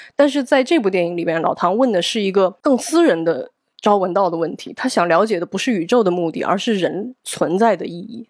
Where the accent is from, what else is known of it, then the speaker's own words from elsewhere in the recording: Guizhou, China; 我也是贵州人